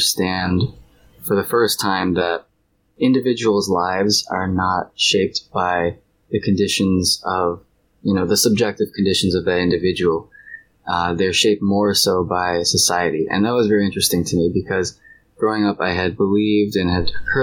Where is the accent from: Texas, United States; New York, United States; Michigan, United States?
Michigan, United States; I'm from Michigan